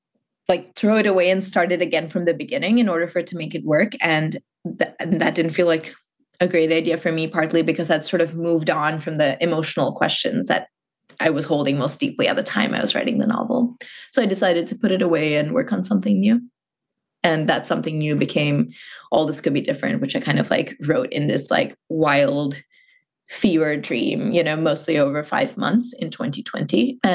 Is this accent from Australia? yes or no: no; Muscat, Oman; born or raised there